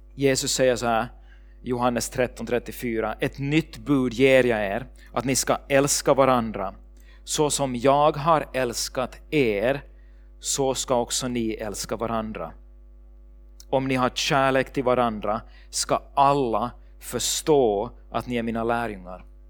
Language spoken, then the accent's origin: Swedish; Ekenäs, Uusimaa, Finland; moved away as an adult; also born or lived in Sweden; min familj där hemma i Ekenäs